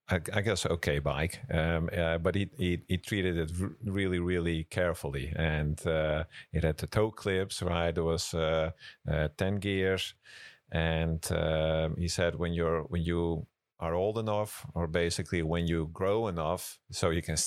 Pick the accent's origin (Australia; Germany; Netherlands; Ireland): Netherlands; Amsterdam, North Holland; So I grew up in Amsterdam, the capital of the Netherlands. So I'm really a city boy. And when I met my wife, I moved down south to Brabant